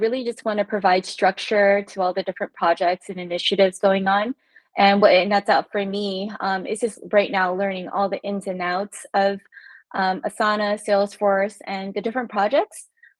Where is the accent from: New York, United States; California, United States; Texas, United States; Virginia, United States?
California, United States; I'm originally from California, actually. So coming to the East Coast, it's been a fire hydrant of history lessons everywhere I go.